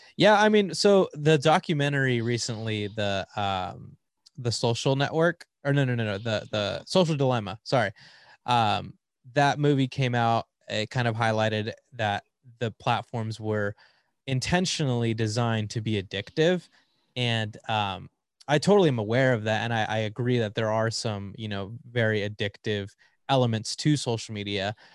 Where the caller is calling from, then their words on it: Riverside, California, United States; I'm calling in from Riverside, California, uh, about an hour out of, uh, L A.